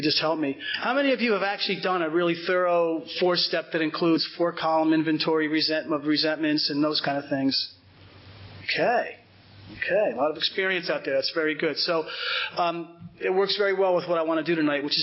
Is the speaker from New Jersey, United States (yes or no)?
yes; Cedar Grove, New Jersey, United States; I grew up in Cedar Grove, which is right over the hill here.